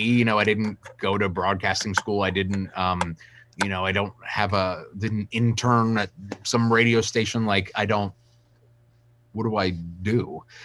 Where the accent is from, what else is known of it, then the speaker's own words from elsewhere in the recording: Wilmington, Delaware, United States; I'm a kid from Wilmington, Delaware